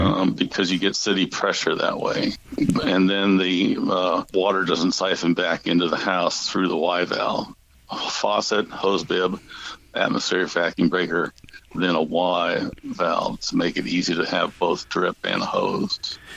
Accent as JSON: {"language": "English", "town": "St. Louis", "region": "Missouri", "country": "United States", "tie": "born or raised there", "said": "I grew up in St. Louis, uh, Missouri"}